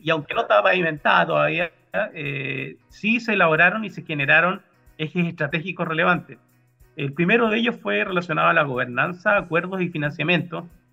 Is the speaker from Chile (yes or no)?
yes; Puerto Varas, Los Lagos, Chile; also born or lived in Santiago, Chile; now in Magallanes, Chile; siendo oriundo de, Porto de Varas